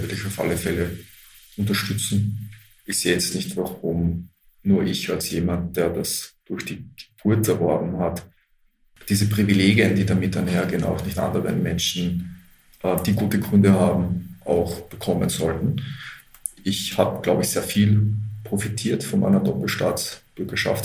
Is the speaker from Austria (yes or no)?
yes; Austria; moved away as an adult; also born or lived in Australia / Israel; dass ich in Österreich geboren bin und aufgewachsen bin, noch mehr als Österreicher